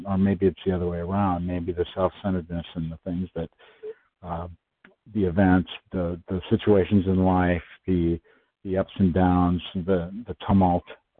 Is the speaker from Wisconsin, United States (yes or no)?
yes; Wisconsin, United States; I'm from Wisconsin. I'm from the Midwest, like a few of our fellows, and grew up there